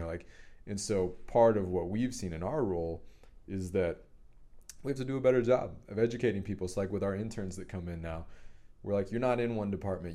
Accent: Dallas, Texas, United States; I grew up in Dallas, Highland Park with a wealthy family

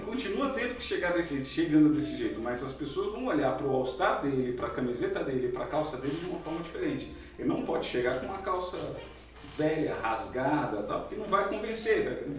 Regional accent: Ceará, Brazil; eu, como cearense

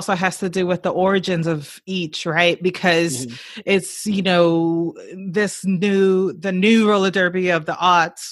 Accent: New York City, New York, United States; I was born and raised in the Bronx

